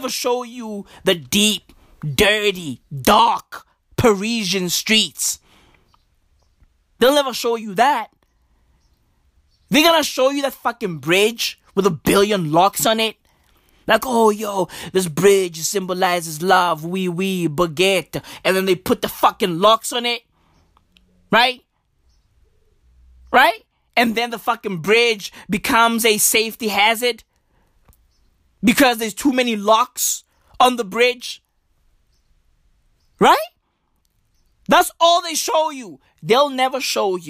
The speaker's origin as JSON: {"language": "English", "country": "South Africa", "also_born_or_lived": "Canada", "said": "I'm in South Africa right now. I'm South African"}